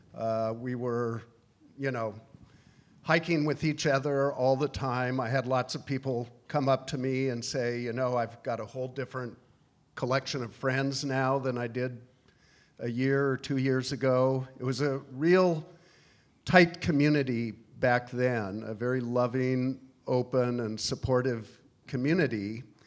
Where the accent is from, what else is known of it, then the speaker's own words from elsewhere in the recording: Washington, United States; moved away as an adult; also born or lived in Alaska / Midwest / New York City; I was born in Alaska and moved to Washington when I was two years old.